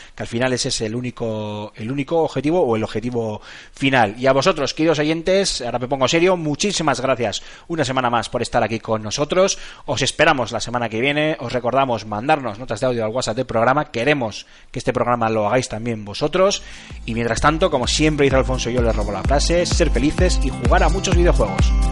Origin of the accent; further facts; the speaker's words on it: Basque Country, Spain; soy, soy vasco, aquí vivimos el matriarcado